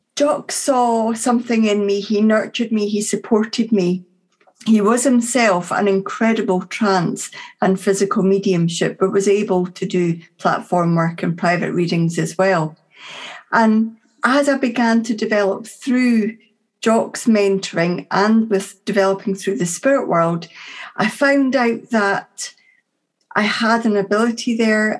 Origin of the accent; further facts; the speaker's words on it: Dunfermline, Scotland, United Kingdom; my hometown at that time of Dunfermline, which is just north of Edinburgh